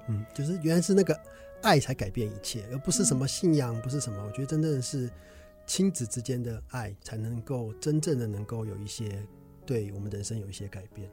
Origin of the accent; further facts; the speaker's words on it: Taichung, Taiwan; 我高中念台中一中，是我台中人